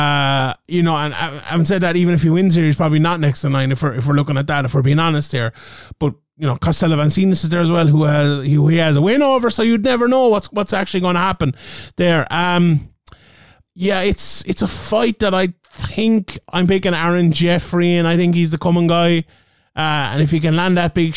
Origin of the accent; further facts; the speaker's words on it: Ireland; an Irish MMA fan